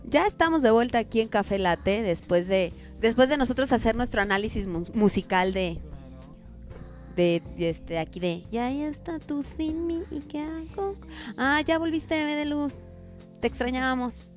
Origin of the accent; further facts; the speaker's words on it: Mexico; somos los mexicanos